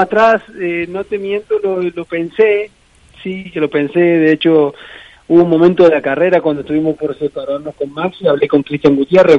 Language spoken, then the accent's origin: Spanish; San Luis, Argentina; moved away as an adult; also born or lived in Santander, Spain / Madrid, Spain; now in Valladolid, Spain; en mi ciudad